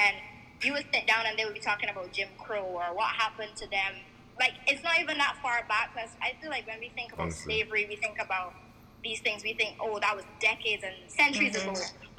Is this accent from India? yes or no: no; Barbados; moved away as an adult; now in United States; when I was growing up in Barbados